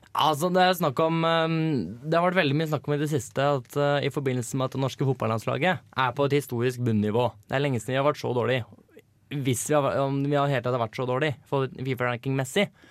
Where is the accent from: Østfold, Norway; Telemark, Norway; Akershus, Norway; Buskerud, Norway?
Buskerud, Norway; Hønefoss; now in Trondheim, Norway; var jeg på besøk hjemme i Hønefoss og feira bursdagen til lillebror